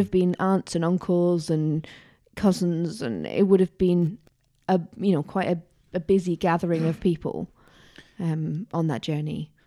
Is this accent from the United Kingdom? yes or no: yes; Tyneside, North East England, United Kingdom; I was growing up in Tyneside